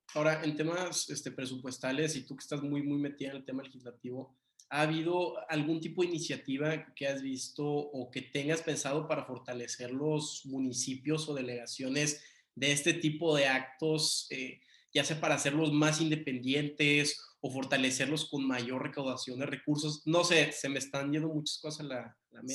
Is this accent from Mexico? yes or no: yes; Tampico, Tamaulipas, Mexico; nací en Tampico